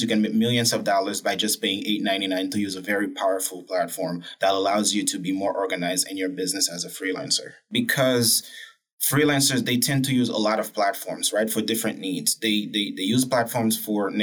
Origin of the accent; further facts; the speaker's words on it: Haiti; I'm from Haiti, right? A country with a poor economic background, but a beautiful country